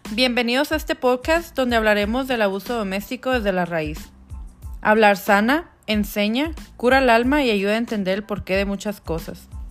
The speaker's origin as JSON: {"language": "Spanish", "region": "northern Mexico", "country": "Mexico", "tie": "born or raised there", "moved": "yes", "lives_now": "Denver, United States", "said": "orgullosamente mexicana, nacida en el norte de México"}